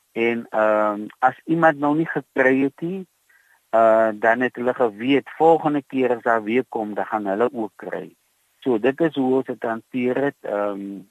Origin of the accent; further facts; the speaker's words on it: Touws River, Western Cape, South Africa; also born or lived in Calvinia; Ek is gebore in Touwsrivier. Ek het hier groot geword in 'n paar ander dorpe soos Verliesdorp en Kaizi naby Montetjie